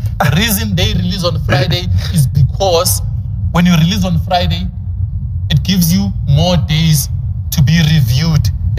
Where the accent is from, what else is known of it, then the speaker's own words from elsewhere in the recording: East Rand, Gauteng, South Africa; I'm from the East Rand, man.